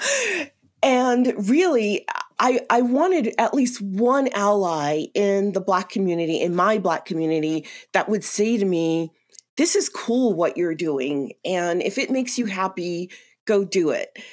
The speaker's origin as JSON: {"language": "English", "town": "New York City", "region": "New York", "country": "United States", "tie": "born or raised there", "moved": "as an adult", "lives_now": "Colorado, United States", "said": "I'm originally from New York City, uh, born and raised in a little greenhouse in Queens, New York"}